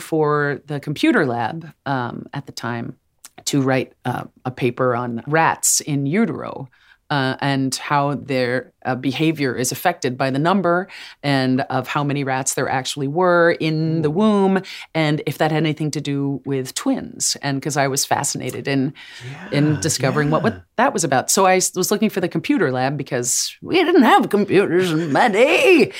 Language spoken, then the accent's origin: English; New Jersey, United States; because I'm from Jersey. You can take the girl out of Jersey.